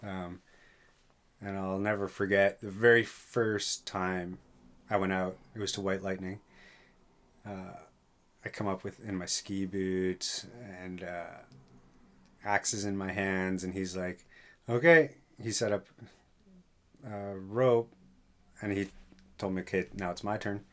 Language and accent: English; York Region, Southern Ontario, Canada; moved away as an adult; now in Thunder Bay, Canada; I'm from Southern Ontario, uh, just north of Toronto, York Region